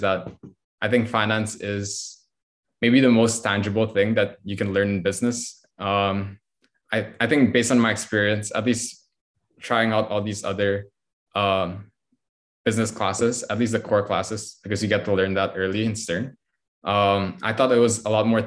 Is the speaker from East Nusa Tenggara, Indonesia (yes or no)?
no; Jakarta, Indonesia; moved away as an adult; now in New York, United States; I grew up in Jakarta my whole life